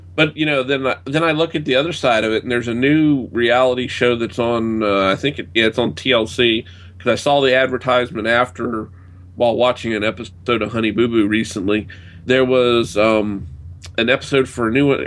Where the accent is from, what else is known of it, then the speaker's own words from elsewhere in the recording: United States; being an American